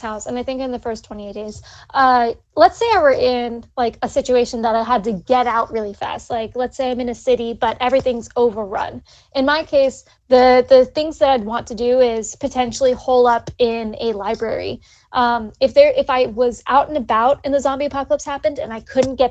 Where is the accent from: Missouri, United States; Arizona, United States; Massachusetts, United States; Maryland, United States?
Maryland, United States; the library that's in my hometown